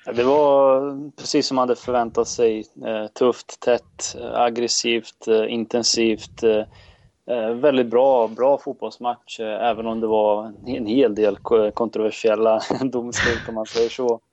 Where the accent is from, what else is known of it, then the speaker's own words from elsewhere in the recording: Serbia; Jag är serb